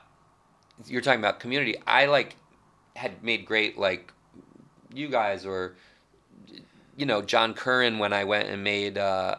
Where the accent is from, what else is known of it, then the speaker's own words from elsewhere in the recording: New York, United States; Like I always felt that, and maybe it's partly like being a New Yorker and never totally buying into being out there or the nature of the things I did.